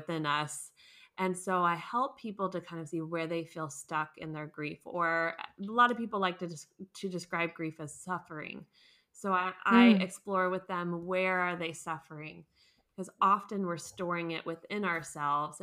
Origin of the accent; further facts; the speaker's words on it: United States; moved away as an adult; now in Munich, Germany; I'm American, but I live in Munich, Germany